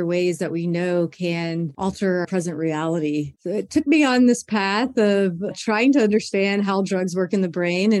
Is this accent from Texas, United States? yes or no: no; Baton Rouge, Louisiana, United States; I was 15 years old growing up in Baton Rouge, Louisiana